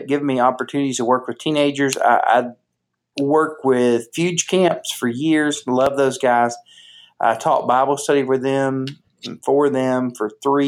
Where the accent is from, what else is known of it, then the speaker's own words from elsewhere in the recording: Chattanooga, Tennessee, United States; now in Houston, United States; I'm originally from Chattanooga, Tennessee, and I went to church there